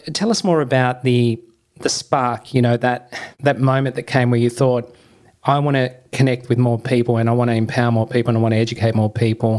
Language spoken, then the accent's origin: English; Tasmania, Australia; moved away; I'm a Tassie boy. I grew up in Tasmania